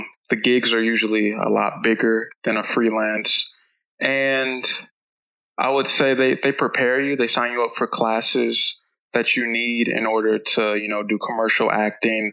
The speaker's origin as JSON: {"language": "English", "town": "Columbus", "region": "Ohio", "country": "United States", "tie": "born or raised there", "moved": "as an adult", "lives_now": "Dallas, United States", "said": "I'm originally from Columbus, Ohio. And I always lived there"}